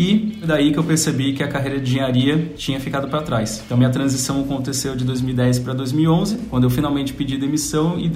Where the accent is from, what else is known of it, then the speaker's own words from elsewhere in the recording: São Paulo, Brazil; also born or lived in Volta Redonda; Olha, eu nasci em Volta Redonda. Família da minha mãe é de Volta Redonda. Carioca. Mas, carioca, mas sempre morei aqui em São Paulo, então por isso que eu perdi o, o sotaque carioca